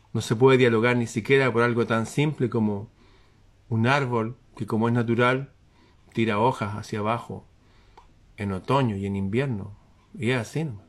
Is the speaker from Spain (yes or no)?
no; Chile